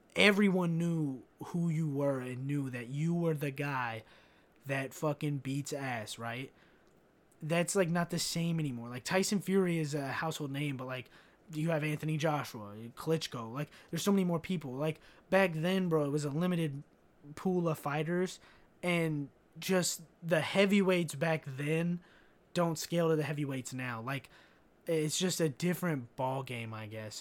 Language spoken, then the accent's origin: English; Kentucky, United States; growing up in Kentucky